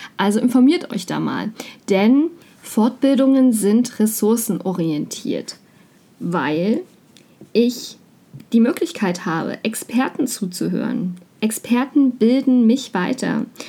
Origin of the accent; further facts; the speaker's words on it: Mecklenburg-Vorpommern, Germany; komme ich aus Mecklenburg-Vorpommern